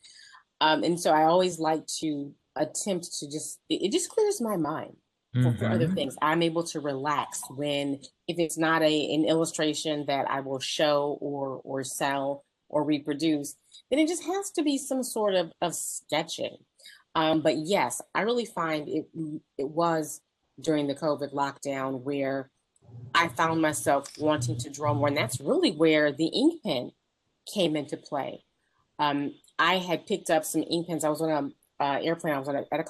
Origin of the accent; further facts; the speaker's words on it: Flint, Michigan, United States; I started out teaching art in my hometown. I'm originally from Flint, Michigan